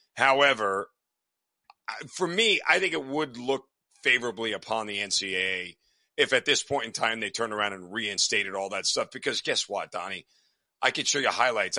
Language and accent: English; United States; I'm an American.